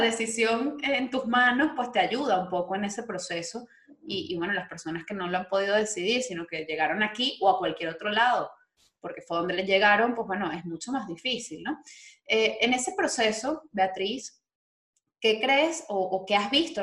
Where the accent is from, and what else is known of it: Venezuela; moved away